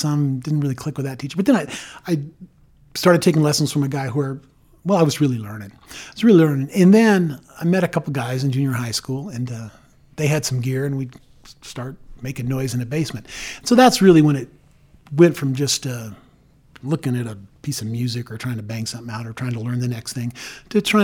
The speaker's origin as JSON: {"language": "English", "town": "Aurora", "region": "Colorado", "country": "United States", "tie": "born or raised there", "said": "I grew up around that in Aurora. I was born at Fitzsimmons"}